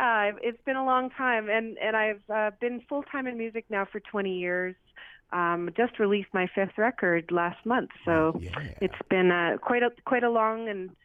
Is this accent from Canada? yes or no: yes; Great Bear Lake area, Northwest Territories, Canada; I'm from Satu Gotine. Like, my people are from the Dena Nation, from the Satu area of, that's Great Bear Lake, in the northern part of Canada, Northwest Territories. We call it Denende.